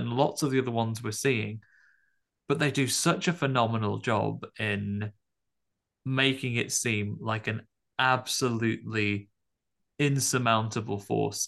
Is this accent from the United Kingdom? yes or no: yes; United Kingdom; as a British audience member